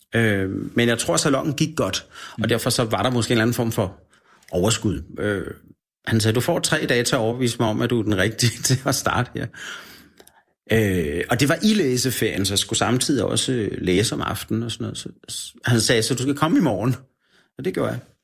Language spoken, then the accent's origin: Danish; Denmark; also born or lived in Australia; når jeg var fra Danmark